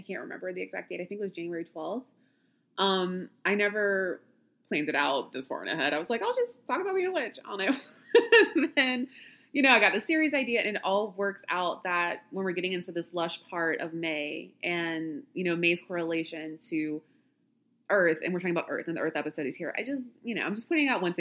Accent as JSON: {"language": "English", "region": "Louisiana", "country": "United States", "tie": "born or raised there", "said": "I grew up in Louisiana"}